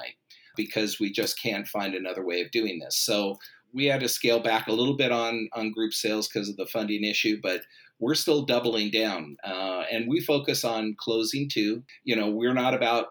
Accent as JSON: {"language": "English", "town": "Los Angeles", "region": "California", "country": "United States", "tie": "born or raised there", "said": "I grew up in Los Angeles in the San Fernando Valley in the shadows of Hollywood."}